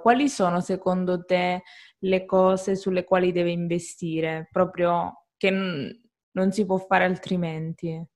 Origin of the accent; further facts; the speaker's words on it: Calabria, Italy; io sono calabrese